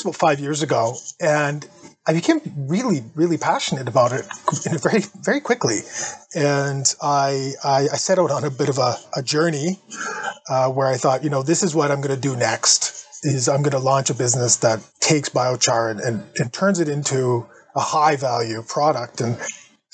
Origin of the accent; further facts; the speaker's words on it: Sudbury, Ontario, Canada; Northern Ontario, where I'm from. Sudbury is my hometown